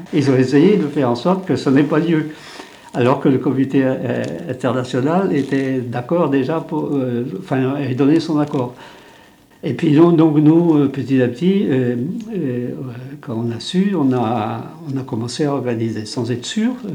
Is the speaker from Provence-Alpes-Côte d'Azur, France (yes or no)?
no; Brittany, France; first language Breton; French is a second language; Je parlais que breton à 6 ans. Je parlais pas un mot de français